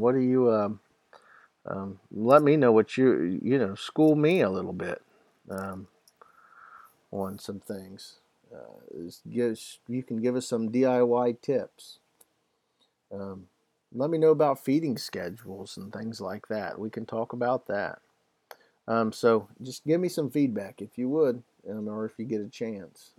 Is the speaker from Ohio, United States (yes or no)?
yes; Ohio, United States; I'm from Ohio